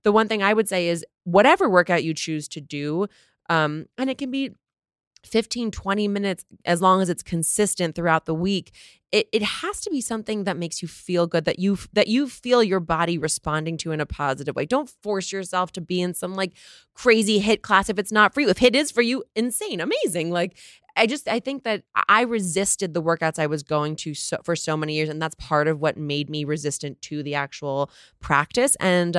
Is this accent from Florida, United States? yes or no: no; New Jersey, United States; Oh, I grew up in New Jersey.